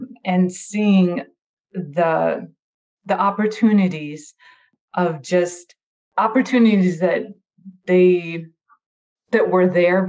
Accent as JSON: {"language": "English", "region": "Minnesota", "country": "United States", "moved": "yes", "lives_now": "California, United States", "said": "I'm from Minnesota"}